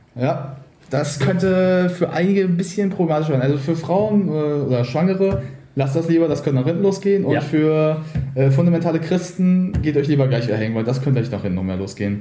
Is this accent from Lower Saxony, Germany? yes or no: no; Berlin, Germany; also born or lived in Brandenburg; Also wir sind beide Berliner von äh, gut, ich nicht von Anfang an. Ich habe vorher war in Brandenburg auf einer Grundschule, aber ich habe eigentlich in Berlin immer schon gelebt